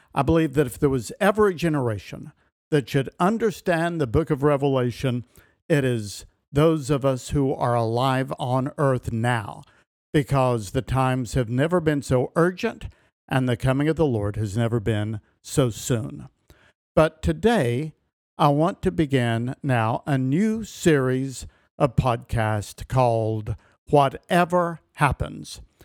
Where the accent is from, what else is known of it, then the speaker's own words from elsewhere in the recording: Elizabethton, Tennessee, United States; I grew up in Carter County, Tennessee, in the town of Elizabethton